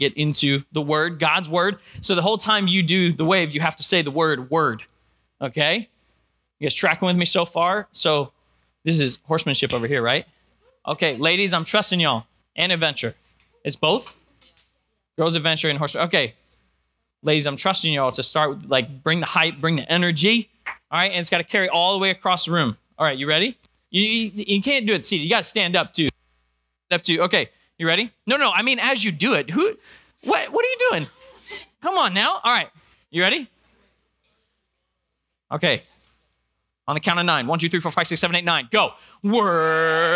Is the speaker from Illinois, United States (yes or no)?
no; New Jersey, United States; moved away as an adult; also born or lived in Georgia / Virginia / York, Pennsylvania; now in Pittsburgh, United States; I was born in Georgia, grew up in New Jersey, went to school in Virginia